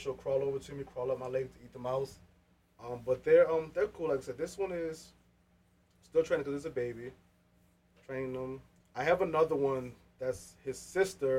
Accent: Baltimore, Maryland, United States; we're from Baltimore.

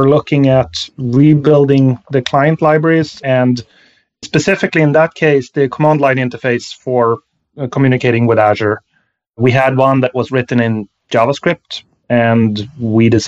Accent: Sweden; moved away; I'm from Sweden originally.

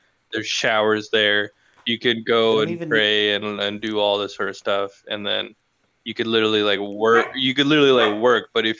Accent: Pakistan; I am Pakistani

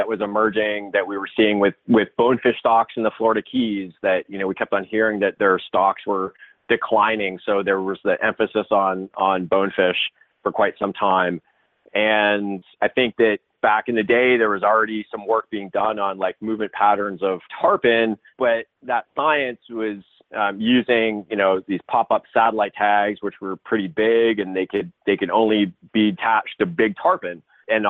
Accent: Toronto, Ontario, Canada; moved away as an adult; also born or lived in Alberta / Turks and Caicos Islands; I grew up in Toronto

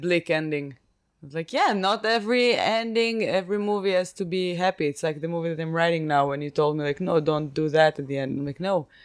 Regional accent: Israel; I'm from Israel

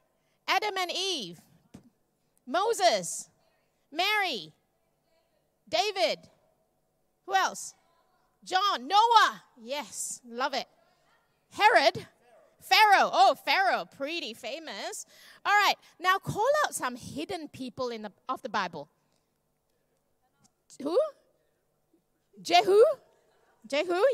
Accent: Malaysia; I'm Malaysian Chinese

